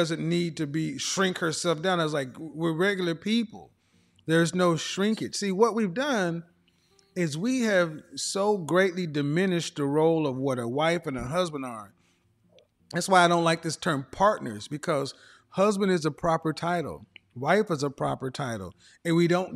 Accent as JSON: {"language": "English", "region": "Oklahoma", "country": "United States", "said": "I come from average everyday people, I'm from Oklahoma."}